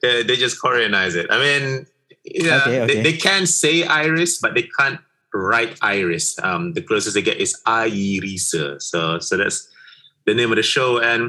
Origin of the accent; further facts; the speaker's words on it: Malaysia; English is a second language; I'm a Malaysian and we can do this thing here